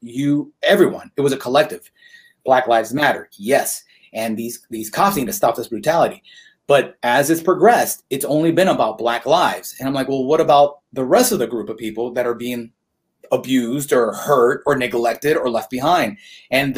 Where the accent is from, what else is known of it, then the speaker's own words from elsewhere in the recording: Houston, Texas, United States; I am from Houston, which is a conservative state